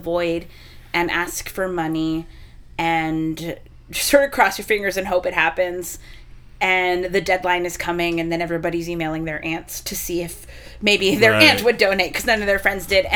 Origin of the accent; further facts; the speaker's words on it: Texas, United States; moved away; I'm from Texas